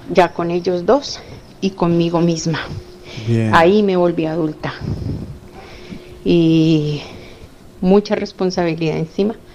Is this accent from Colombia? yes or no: yes; Colombia; moved away as an adult; now in Spain; porque en Colombia no sabía que era pagar un recibo del agua, la luz, y el ah, gas